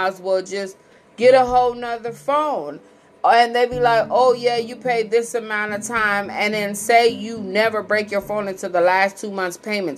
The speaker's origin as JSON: {"language": "English", "region": "Missouri", "country": "United States", "said": "And here's the crazy thing. Like, I'm from Missouri."}